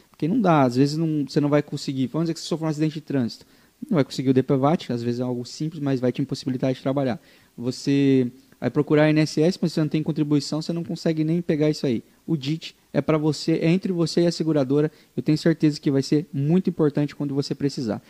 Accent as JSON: {"language": "Portuguese", "region": "interior of Paraná", "country": "Brazil", "said": "eu sou de uma cidade do interior do Paraná"}